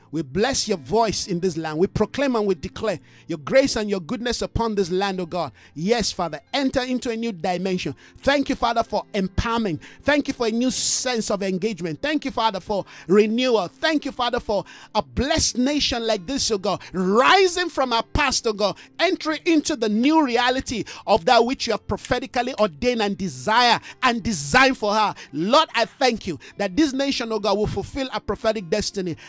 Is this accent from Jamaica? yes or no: no; Jos, Plateau, Nigeria; moved away as an adult; also born or lived in Ibadan, Nigeria / Lagos, Nigeria; now in South Africa; I grew up in a place called Jos Plateau State, very cold, just like here in South Africa